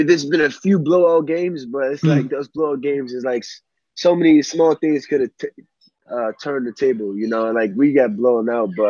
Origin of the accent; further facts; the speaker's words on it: United States; moved away; I was born in the U.S. My parents, both of them, immigrated from West Africa in a small country called Sierra Leone. So I have two nationalities.